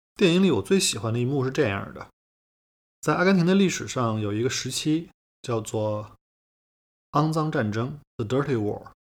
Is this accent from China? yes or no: yes; China; 我们中国人